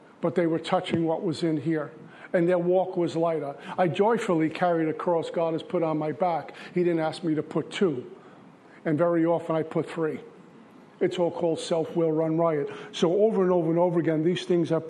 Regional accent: New York City, New York, United States; growing up in Brooklyn

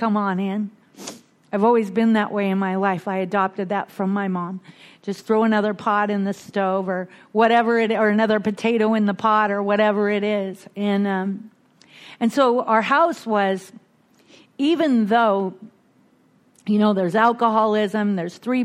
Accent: Bellingham, Washington, United States; I was born and raised in Bellingham, Washington, one of six kids

